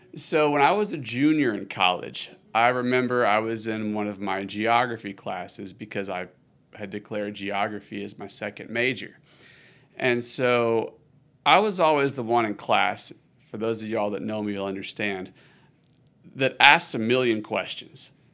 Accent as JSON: {"language": "English", "town": "Austin", "region": "Texas", "country": "United States", "tie": "born or raised there", "said": "I am all the way from Austin, Texas, U S A. I was born and raised in the city"}